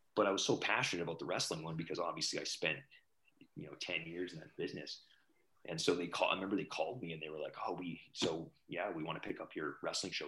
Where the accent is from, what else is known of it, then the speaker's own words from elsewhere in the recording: Alberta, Canada; I grew up in Alberta